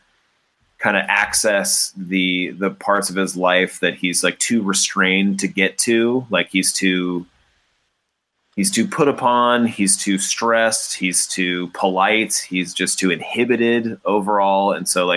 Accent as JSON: {"language": "English", "town": "Cupertino", "region": "California", "country": "United States", "tie": "born or raised there", "said": "one of the main theaters that I grew up near in Cupertino"}